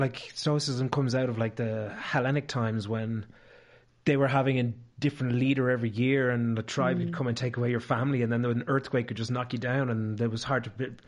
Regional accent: Ireland; there wasn't a lot of people of my hue growing up in Ireland at the time.

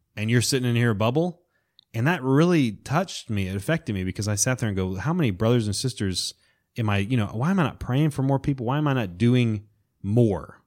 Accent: Florida Panhandle, United States; I grew up in the Panhandle of Florida

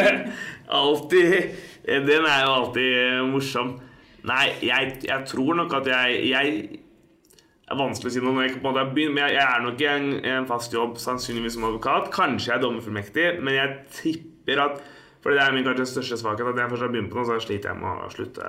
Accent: Oslo, Norway; Jeg er fra Oslo

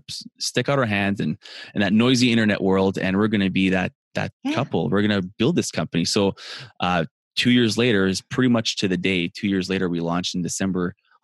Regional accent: Canada; I'm Canadian

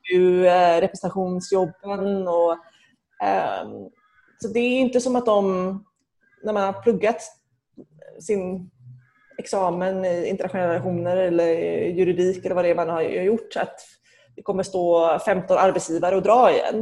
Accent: Gothenburg, Västra Götaland, Sweden; moved away as an adult; now in Geneva, Switzerland; jag växte upp i Angered.

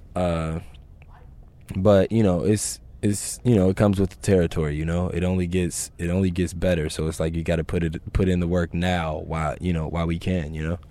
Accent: Chicago, Illinois, United States; growing up in Chicago

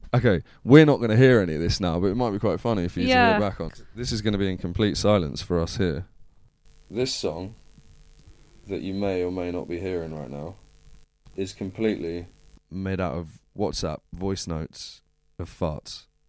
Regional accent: Plymouth, South West England, United Kingdom; Like I said, I'm from Plymouth, isn't it?

